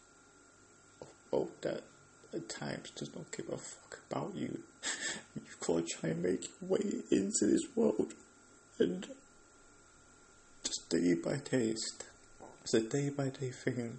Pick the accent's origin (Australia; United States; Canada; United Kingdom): United Kingdom; London; I'm from England, I'm from London, and yeah, there's a lot of opportunities for us people that live here